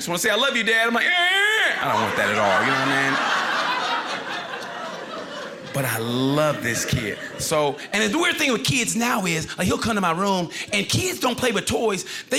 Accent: Oklahoma, United States; I want to open up a Native American restaurant. There's none of those there. I'm from Oklahoma. I could do it.

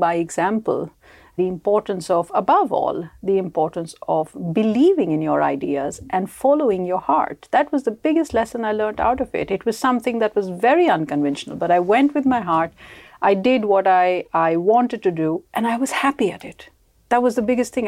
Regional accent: India; moved away as an adult; also born or lived in United Kingdom; now in Sweden; I come from India, so I moved to Sweden only sixteen years ago.

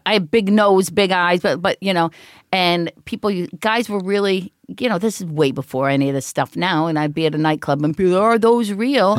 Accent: East Cleveland, Ohio, United States; moved away as an adult; also born or lived in Los Angeles; I grew up East Cleveland

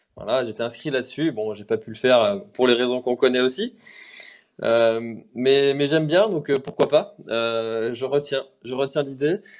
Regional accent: Brittany, France; je suis breton

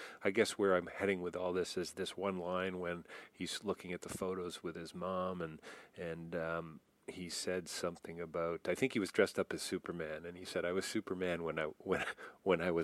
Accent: Canada; I'm Canadian

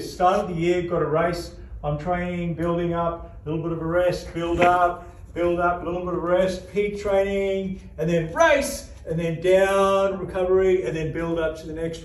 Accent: South Africa; now in Australia; I'm originally from South Africa

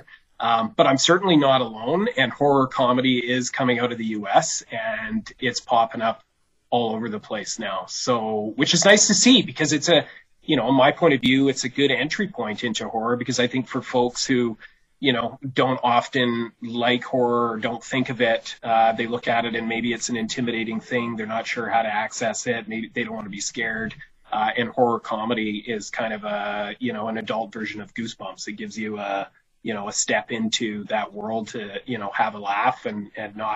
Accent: Burnaby, British Columbia, Canada; also born or lived in Vancouver / Coquitlam; now in Prince George, Canada; I was born and raised there, like, I grew up outside of Vancouver in Burnaby and Coquitlam

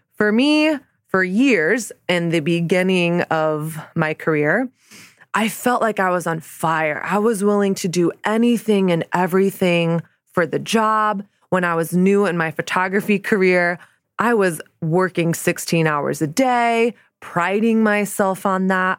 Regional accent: the South, United States; moved away as an adult; now in New York City, United States; growing up in Southern evangelical Christian culture

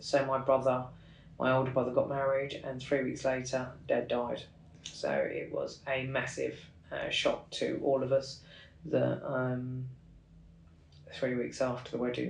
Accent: Kilburn, London, United Kingdom; I think being the youngest of four, I don't really remember the Kilburn days, County Kilburn as we call it in London.

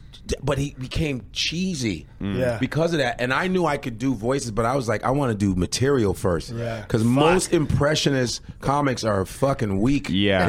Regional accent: Chicago, Illinois, United States; moved away as an adult; also born or lived in New York; when I moved to New York from Chicago

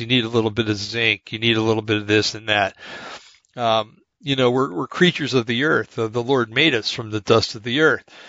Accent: United States; being an American

